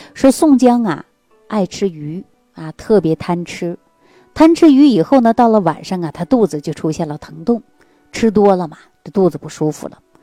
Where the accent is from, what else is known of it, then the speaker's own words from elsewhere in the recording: China; 对于我们中国人的体质来讲